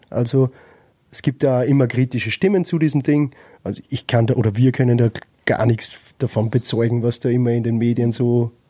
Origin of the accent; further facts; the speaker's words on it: Upper Austria, Austria; Ich meine, wir kommen aus, Öster aus Oberösterreich, vielleicht, wenn man direkt aus Wien ist, vielleicht hat man es da ein bisschen leichter.